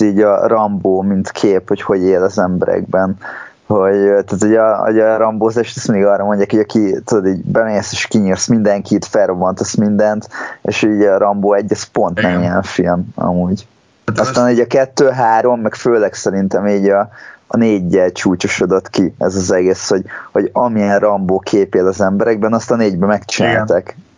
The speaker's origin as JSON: {"language": "Hungarian", "country": "Hungary", "said": "magyarok vagyunk"}